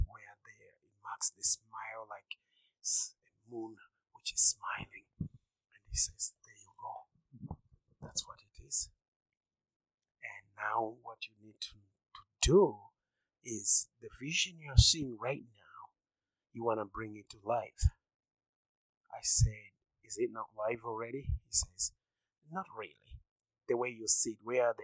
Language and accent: English; Zimbabwe; moved away as an adult; now in United States; I'm originally from Zimbabwe. And I was born by an artist and raised by him